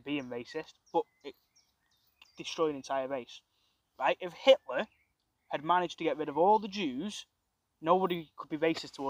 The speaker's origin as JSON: {"language": "English", "town": "Crewe", "region": "North West England", "country": "United Kingdom", "also_born_or_lived": "Norwich", "moved": "yes", "lives_now": "Sandbach, United Kingdom", "said": "I'm from Crewe as well. I spent a bit of my life living in Norwich as well."}